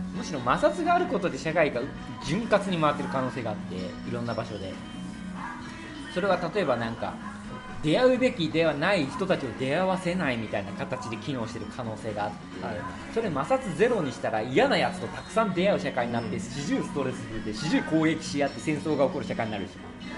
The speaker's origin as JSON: {"language": "Japanese", "region": "Fukuoka", "country": "Japan", "tie": "born or raised there", "moved": "yes", "lives_now": "Tokyo, Japan", "said": "福岡で育ってるから、やっぱり東京に来て"}